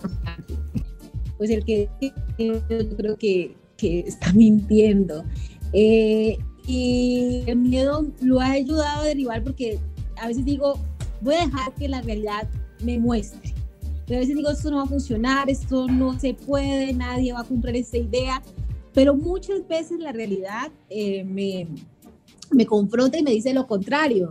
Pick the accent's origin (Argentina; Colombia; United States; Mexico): Colombia; yo soy colombiana